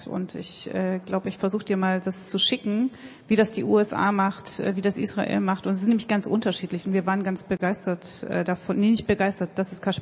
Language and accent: German; Gotha, Thuringia, Germany; ich komme aus einem Ort, aus, aus Gotha, wo man auch so ein Sächsisch spricht und äh, ich habe mir das drastisch abgewöhnt